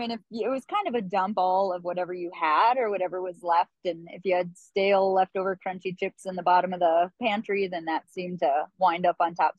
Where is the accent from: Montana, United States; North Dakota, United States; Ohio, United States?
North Dakota, United States; Dickinson; moved away as an adult; I'm born in Dickinson, North Dakota, so southwest side of the state. And yeah, bailed about 2 weeks after high school. So just too cold.